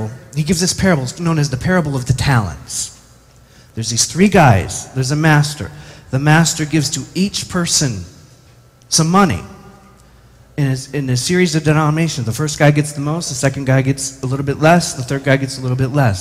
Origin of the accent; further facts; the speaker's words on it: United States; as an American